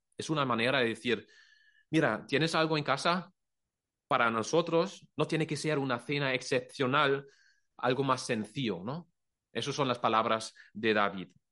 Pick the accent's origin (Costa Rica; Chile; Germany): Germany; Spanish is a second language; moved away as an adult; now in Cullera, Spain; somos de Alemania